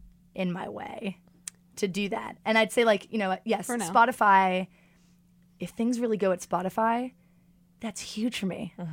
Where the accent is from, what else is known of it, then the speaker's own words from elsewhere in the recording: New York City, New York, United States; I got no beef with LA. I'm just a New Yorker.